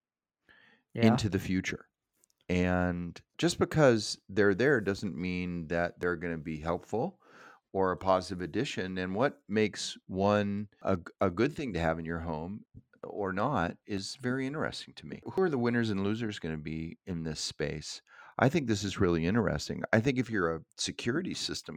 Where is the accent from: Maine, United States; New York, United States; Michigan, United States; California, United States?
California, United States; Southern; I grew up in Southern California